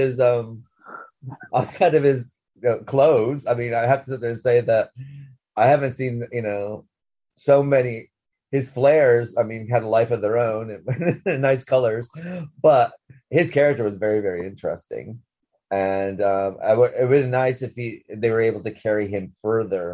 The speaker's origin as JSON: {"language": "English", "town": "Sackets Harbor", "region": "New York", "country": "United States", "tie": "born or raised there", "moved": "yes", "lives_now": "England", "said": "I grew up in Sackett's Harbor"}